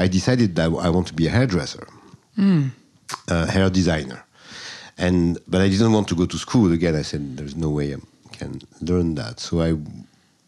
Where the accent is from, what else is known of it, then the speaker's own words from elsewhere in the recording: Marseille, Provence-Alpes-Côte d'Azur, France; English is a second language; moved away as an adult; also born or lived in Paris, France / Egypt / Jerusalem; now in New York City, United States; I was born in Marseille, in the south of France